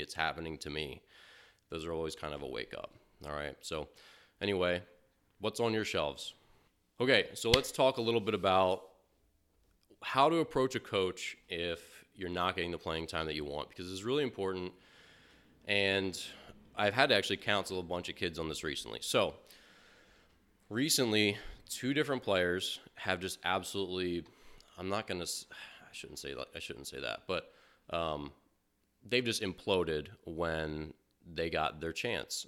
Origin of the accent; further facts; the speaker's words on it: Maryland, United States; moved away; growing up in Maryland